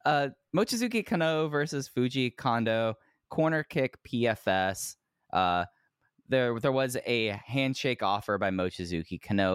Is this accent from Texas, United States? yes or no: yes; Texas, United States; I'm a Texan.